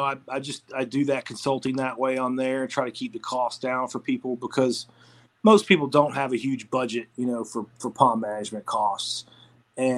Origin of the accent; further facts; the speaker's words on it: Atlanta, Georgia, United States; I'm from Atlanta